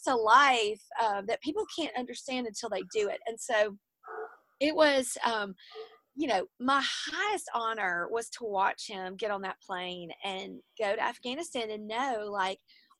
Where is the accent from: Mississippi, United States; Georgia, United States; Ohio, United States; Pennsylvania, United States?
Mississippi, United States; near Columbus; moved away as an adult; also born or lived in New Orleans; Columbus, Mississippi, which was the closest Air Force base to my hometown